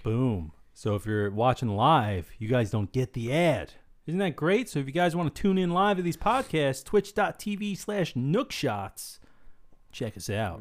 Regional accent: New Jersey, United States; we're from Jersey.

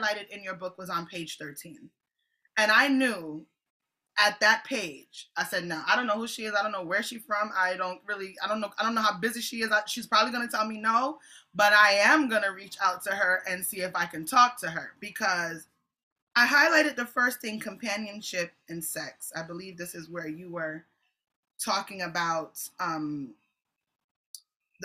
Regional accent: Jamaica; I'm a Jamaican apostolic

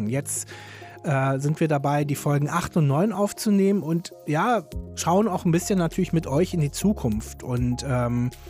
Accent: Berlin, Germany; Andreas ist Hamburger, ich bin Berliner.

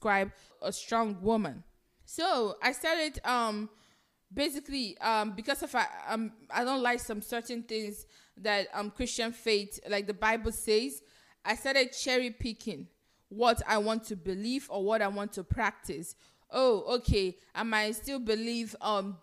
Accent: Nigeria; now in United States; I grew up in Nigeria

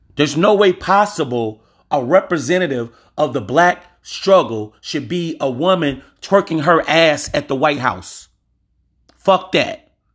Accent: Louisiana, United States; I'm from Louisiana.

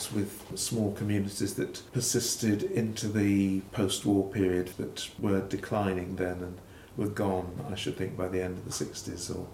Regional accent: Birmingham, West Midlands, United Kingdom; moved away; also born or lived in Cardiff; I was brought up in Birmingham

